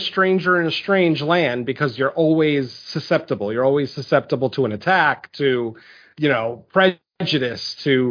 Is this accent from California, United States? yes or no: no; Connecticut, United States; there were woods behind my house growing up in Connecticut